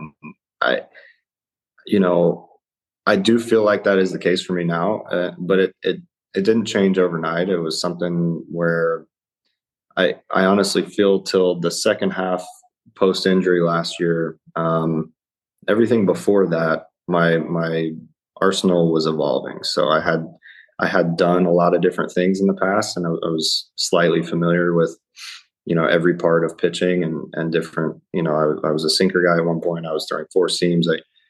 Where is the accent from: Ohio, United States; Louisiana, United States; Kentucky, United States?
Ohio, United States; And, you know, I'm kind of from all over, but I did spend a lot of time growing up in Ohio.